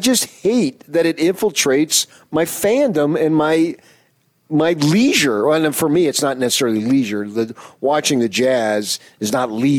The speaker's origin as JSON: {"language": "English", "town": "Phoenix", "region": "Arizona", "country": "United States", "tie": "born or raised there", "moved": "yes", "said": "my hometown of Phoenix"}